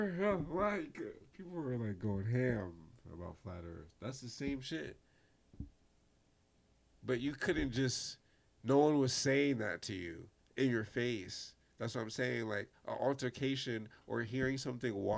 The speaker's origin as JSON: {"language": "English", "town": "New York City", "region": "New York", "country": "United States", "said": "I'm from Brooklyn."}